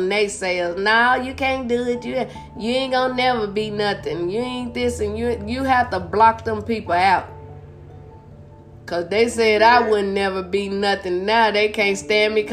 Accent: Blytheville, Arkansas, United States; moved away; also born or lived in St. Louis / California / Las Vegas; Well, I was born and raised in Arkansas. I'm originally from Blytheville, Arkansas.

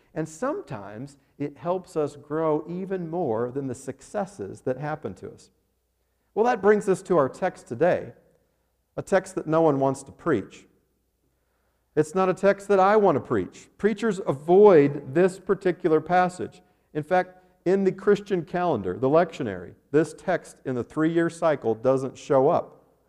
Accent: Arvada, Colorado, United States; the King Soopers grocery store in Arvada, Colorado, my hometown

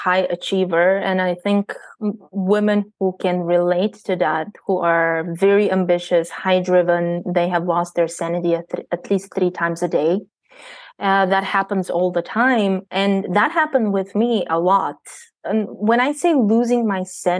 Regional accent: Bulgaria; moved away as an adult; I am born and raised in Bulgaria. I left Bulgaria when I was 19 years old

